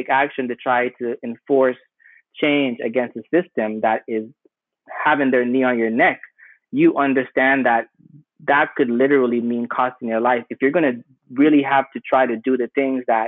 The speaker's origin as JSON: {"language": "English", "country": "Jamaica", "tie": "born or raised there", "also_born_or_lived": "Sierra Leone", "moved": "yes", "lives_now": "United States", "said": "I grew up in Jamaica"}